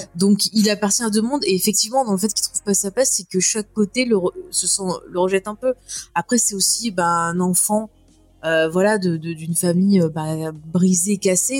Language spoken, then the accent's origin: French; France; quand on est français